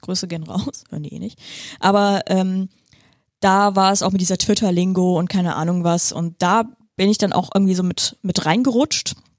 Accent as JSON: {"language": "German", "area": "Viersen district", "region": "North Rhine-Westphalia", "country": "Germany", "tie": "born or raised there", "also_born_or_lived": "Split, Croatia / Heidelberg / Bremerhaven", "moved": "as an adult", "lives_now": "Bremen, Germany", "said": "Ich bin ja äh, geboren in Kroatien, in Split. Dann als Säugling nach Deutschland gekommen, in Nordrhein-Westfalen, Kreis Viersen aufgewachsen."}